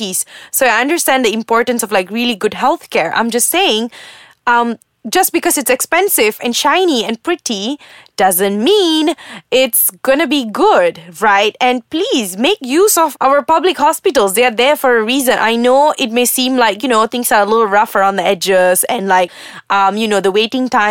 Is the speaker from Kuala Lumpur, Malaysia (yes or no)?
no; Muar, Johor, Malaysia; I'm from Muar